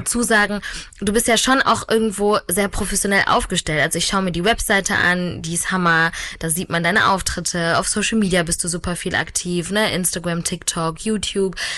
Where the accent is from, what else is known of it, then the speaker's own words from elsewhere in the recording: France; Ich als Französin